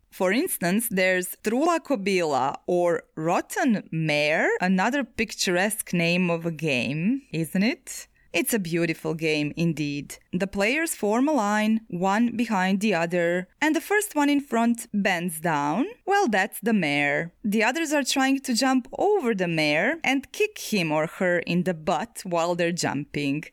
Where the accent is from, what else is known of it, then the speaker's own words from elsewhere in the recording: Zagreb, City of Zagreb, Croatia; Zagreb, my hometown